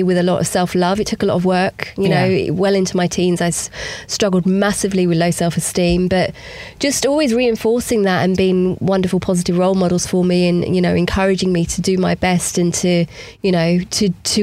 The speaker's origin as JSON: {"language": "English", "area": "Hertfordshire", "region": "East of England", "country": "United Kingdom", "tie": "born or raised there", "said": "I born and raised in Hertfordshire, Jamaican heritage"}